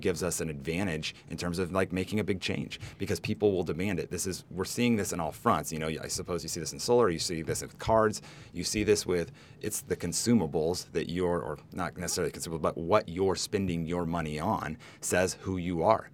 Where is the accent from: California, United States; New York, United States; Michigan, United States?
California, United States; Humboldt; also born or lived in Nicaragua; a native to California, you know, kinda, I grew up in Humboldt where there are a ton of earthquakes